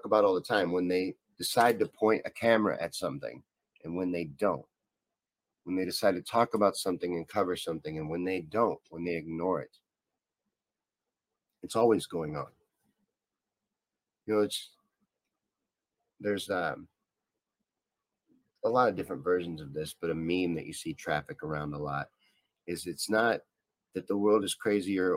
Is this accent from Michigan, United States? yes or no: no; Kentucky, United States; This is from the neck of the woods where I'm from. I grew up in Kentucky